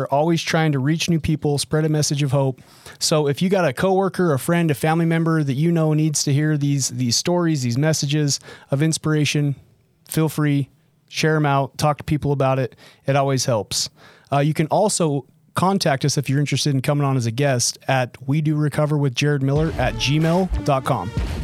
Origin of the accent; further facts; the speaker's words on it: Utah, United States; I'm actually from Northern Utah.